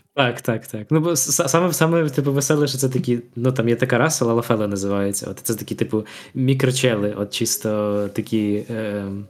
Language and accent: Ukrainian; Ukraine